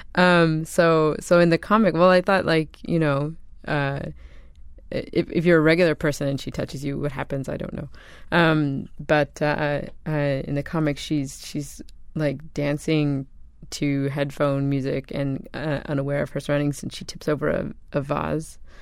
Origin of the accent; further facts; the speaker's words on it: Canada; I'm from Canada